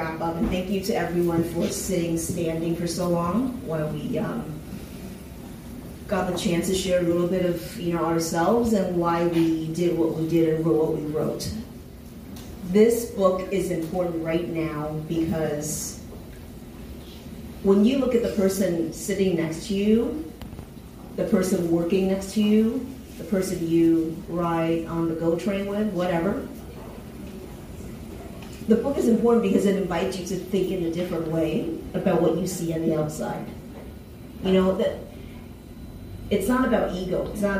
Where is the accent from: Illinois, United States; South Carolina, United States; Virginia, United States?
South Carolina, United States; also born or lived in Taiwan; You know, I was born in Taiwan, tiny little island, moved to the States, met white people for the first time when I was 11, moved to South Carolina, met black people for the first time when I was 13